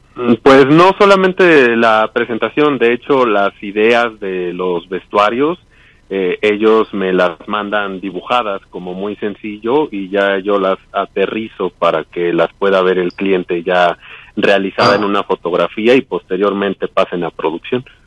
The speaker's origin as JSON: {"language": "Spanish", "region": "Mexico City", "country": "Mexico", "said": "de aquí, de México"}